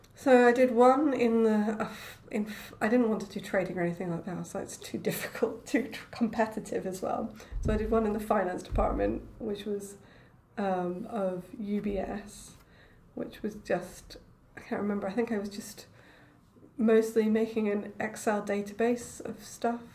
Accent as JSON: {"language": "English", "town": "Edinburgh", "region": "Scotland", "country": "United Kingdom", "tie": "born or raised there", "also_born_or_lived": "London / Cambridge", "moved": "as an adult", "said": "I grew up in Edinburgh"}